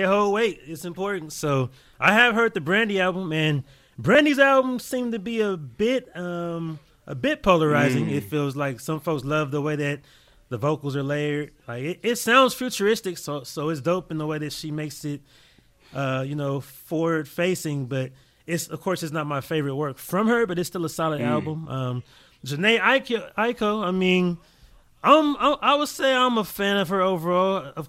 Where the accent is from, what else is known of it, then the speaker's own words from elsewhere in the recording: Los Angeles, California, United States; I am the host. I am a DJ from Los Angeles, California.